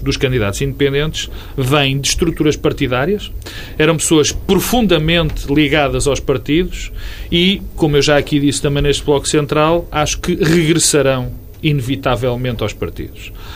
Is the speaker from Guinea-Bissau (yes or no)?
no; Porto, Norte, Portugal; sítio onde eu nasci